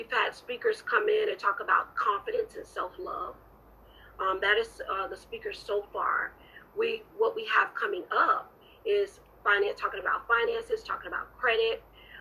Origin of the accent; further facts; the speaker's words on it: Orlando, Florida, United States; now in Jacksonville, United States; my hometown, Orlando.